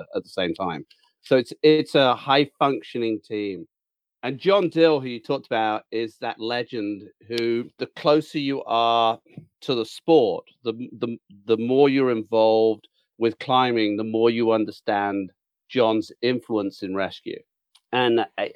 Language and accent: English; United Kingdom; now in Mariposa, United States